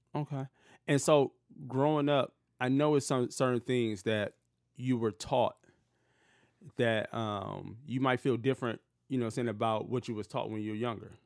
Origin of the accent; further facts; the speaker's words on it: Detroit, Michigan, United States; growing up in Detroit where I grew up at, it was predominantly black